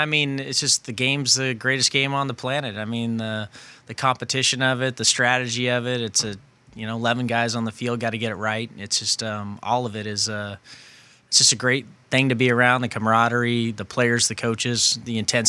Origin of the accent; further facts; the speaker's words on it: California, United States; growing up in the Bay Area around the time when, you know, Bill Walsh's teams were really good.